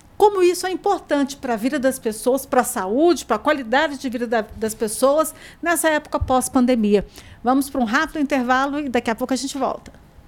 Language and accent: Portuguese; Goiânia, Goiás, Brazil; eu passei minha infância lá no, no Ferreira Pacheco, jogando tênis, meu pai que, que, me treinava lá